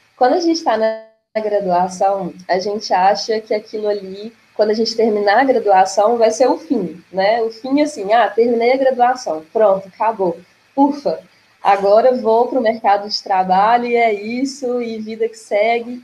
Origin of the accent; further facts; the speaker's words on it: Itabira, Minas Gerais, Brazil; also born or lived in Viçosa / Pará; eu sou de Itabira, então, que é uma cidade muito mineradora, tem uma presença grande da Vale aqui, então eu cresci nesse universo